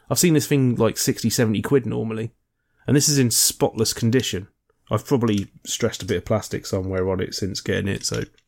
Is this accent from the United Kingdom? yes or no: yes; United Kingdom; as a Brit